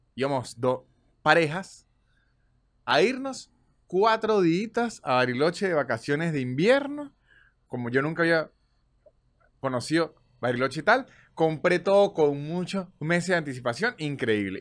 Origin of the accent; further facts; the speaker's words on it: Venezuela; moved away; todos somos venezolanos